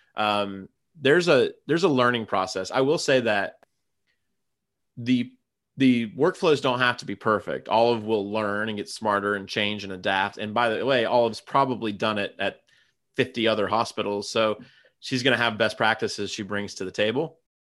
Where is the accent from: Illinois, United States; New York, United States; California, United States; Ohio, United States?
Ohio, United States; Gallipolis; born or raised there